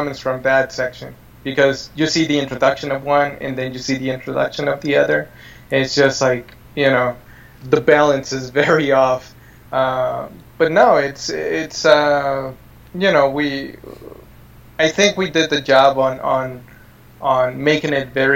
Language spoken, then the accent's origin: English; San Miguel, Mexico; now in United States; we're lucky to have been born in a town like San Miguel